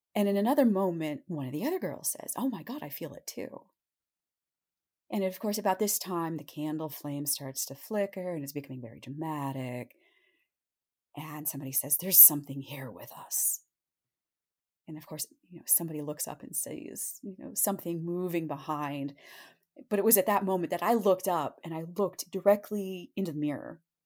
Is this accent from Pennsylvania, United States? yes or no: yes; Montoursville, Pennsylvania, United States; also born or lived in Williamsport, Pennsylvania; I was born in Williamsport, Pennsylvania, and I grew up in a rather small town called Montoursville